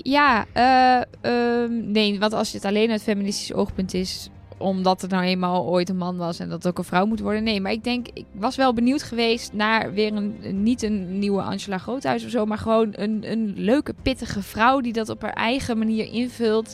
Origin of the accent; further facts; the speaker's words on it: Netherlands; als Nederlander